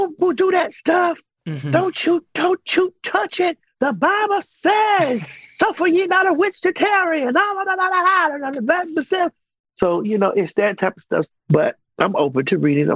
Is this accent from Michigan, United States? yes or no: no; Miami, Florida, United States; moved away as an adult; now in Atlanta, United States; I'm originally from Miami, Florida. I moved here to Atlanta maybe about 23, 24 years ago. And I was young then